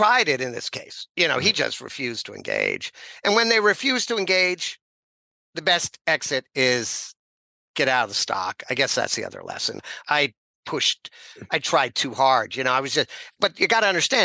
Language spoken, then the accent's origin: English; New York, United States; moved away as an adult; also born or lived in Hong Kong; I'm a kid from New York